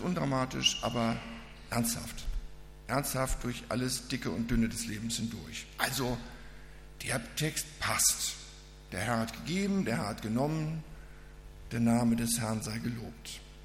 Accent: Reinfeld, Schleswig-Holstein, Germany; moved away; Ich komme aus Rheinfeld, das ist bei Lübeck hinten, so in der Ecke

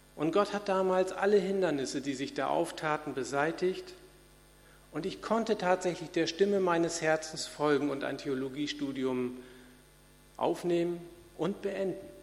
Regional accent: Hanoverian regional church, Lower Saxony, Germany; in meiner Landeskirche, wo ich groß geworden bin, in der hannoverischen

